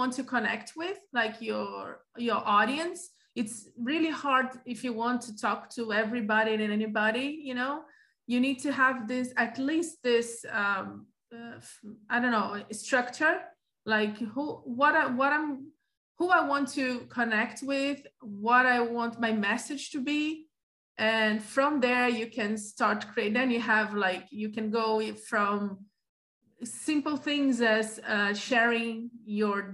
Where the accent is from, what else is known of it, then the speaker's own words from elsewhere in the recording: Rio de Janeiro, Brazil; also born or lived in Sweden; I am from Rio de Janeiro. I used to live in Rio de Janeiro